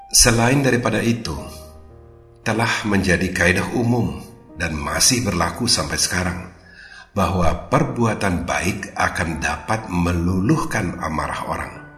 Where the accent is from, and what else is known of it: Indonesia; also born or lived in Jakarta